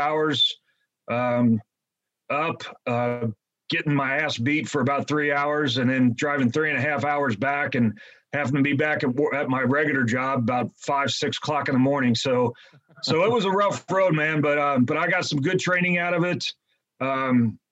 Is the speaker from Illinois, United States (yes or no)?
no; Cincinnati, Ohio, United States; I'm from the Cincinnati area.